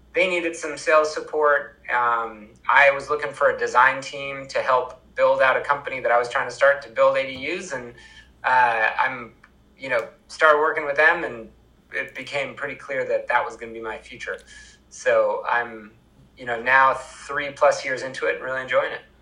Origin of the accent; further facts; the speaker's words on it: Vermont, United States; I'm from Vermont